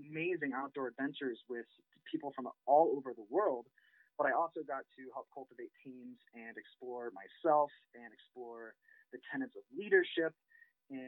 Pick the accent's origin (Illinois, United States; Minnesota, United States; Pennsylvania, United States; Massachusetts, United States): Illinois, United States; Rochester; moved away as an adult; also born or lived in Quincy, Illinois / Wisconsin / Montana; I grew up in Central Illinois in Rochester